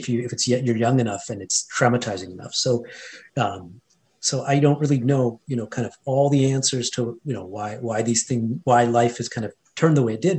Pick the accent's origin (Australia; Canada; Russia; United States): Canada; Edmonton, Alberta; first language Hindi; moved away; also born or lived in India; I grew up in an Indian household um, in Edmonton, Alberta, Canada, Western Canada. So, I was born and raised in Canada